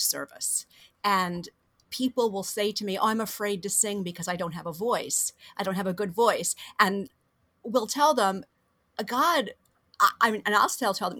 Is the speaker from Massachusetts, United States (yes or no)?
no; Fort Myers, Florida, United States; also born or lived in Miami, Florida; I was born in Miami, and I grew up about 2.5 hours south of here in Fort Myers